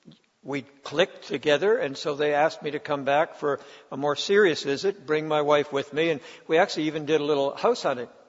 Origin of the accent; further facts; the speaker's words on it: Ontario, Canada; I grew up in Ontario